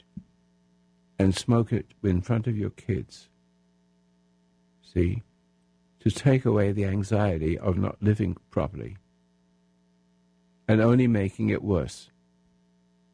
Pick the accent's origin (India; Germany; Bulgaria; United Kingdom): United Kingdom; England; now in United States; I'm an Englishman become American citizen